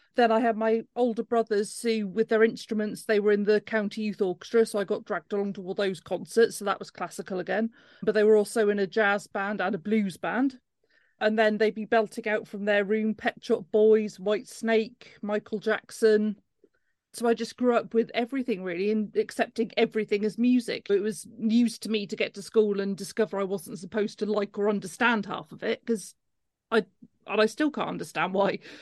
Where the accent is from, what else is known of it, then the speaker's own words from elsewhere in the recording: Cornwall, South West England, United Kingdom; now in Cardiff, United Kingdom; I come from Cornwall originally